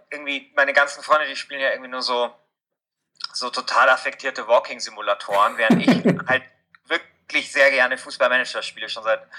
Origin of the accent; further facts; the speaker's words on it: Munich, Bavaria, Germany; komme aus München. Ähm, das ist jetzt nicht so weit irgendwie von der österreichischen Grenze.